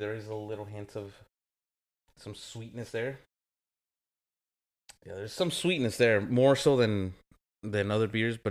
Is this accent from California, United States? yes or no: yes; Whittier, California, United States; I grew up over here in Whittier. I hung out with a lot of the Pico punks, and their go-to was the Mickey's.